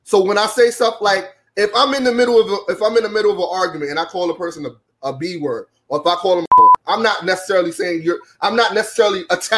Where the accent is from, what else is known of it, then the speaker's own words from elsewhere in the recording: New York City, New York, United States; I'm from Brooklyn, right?